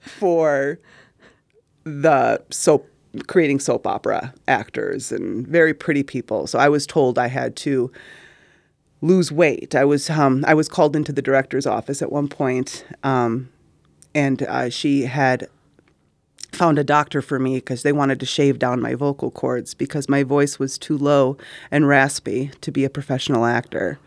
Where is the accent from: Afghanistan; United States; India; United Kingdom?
United States; Middleton, Wisconsin; we're two people from Middleton, Wisconsin